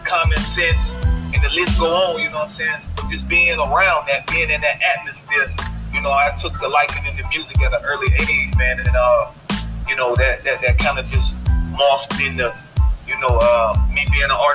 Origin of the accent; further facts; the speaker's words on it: Mullins, South Carolina, United States; Born and raised in Mullins, South Carolina